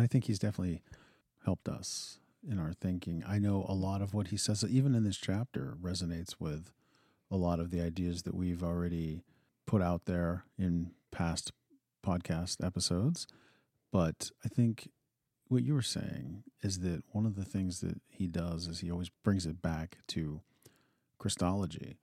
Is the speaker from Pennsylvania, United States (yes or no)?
yes; Western Pennsylvania, United States; now in Montana, United States; I grew up in Western Pennsylvania